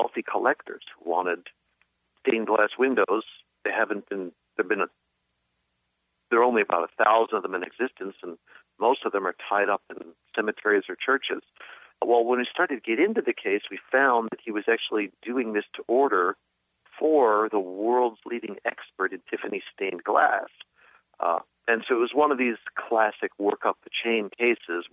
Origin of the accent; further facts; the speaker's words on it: New York, United States; as I did as a New Yorker